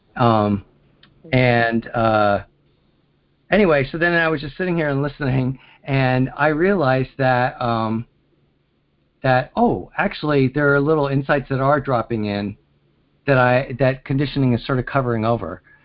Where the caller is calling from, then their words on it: Pennsylvania, United States; I'm calling from Pennsylvania